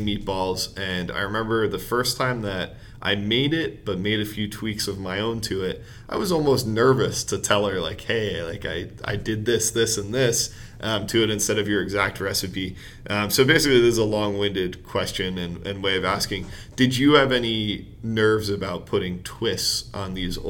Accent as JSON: {"language": "English", "region": "New Jersey", "country": "United States", "said": "I'm from New Jersey"}